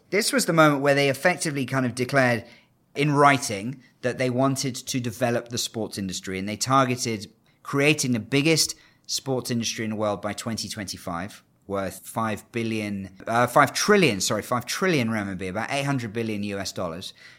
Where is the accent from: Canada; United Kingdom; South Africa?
United Kingdom; now in China; As a Brit who, uh, I'm actually half Canadian